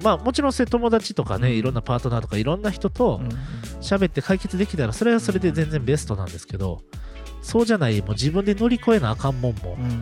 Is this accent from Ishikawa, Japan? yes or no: no; Osaka, Japan; 地元大阪、うん、もしくは関西